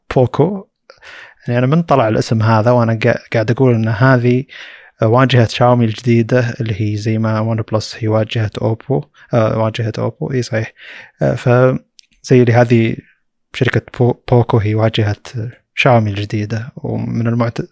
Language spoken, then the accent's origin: Arabic; Saudi Arabia; عندنا في السعوديه